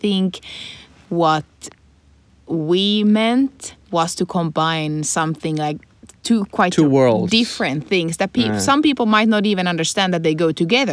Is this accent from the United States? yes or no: no; Finland; first language Swedish; English is a second language; I'm 26, I'm Finnish